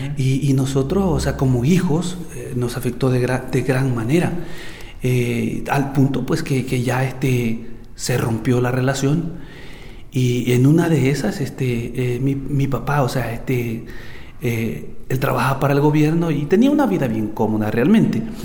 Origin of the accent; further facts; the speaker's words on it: El Salvador; Yo nací en El Salvador, en una familia muy, muy fuerte